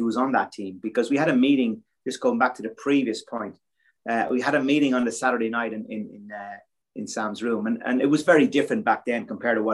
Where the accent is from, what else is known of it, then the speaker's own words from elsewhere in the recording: Ireland; growing up in Ireland